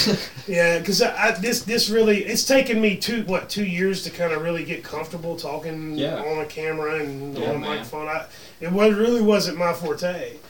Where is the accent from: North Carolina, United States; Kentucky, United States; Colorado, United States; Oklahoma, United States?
North Carolina, United States; Gastonia; also born or lived in Raleigh; I was born and raised in Gastonia. I got out of Gastonia for a little while in my 20s.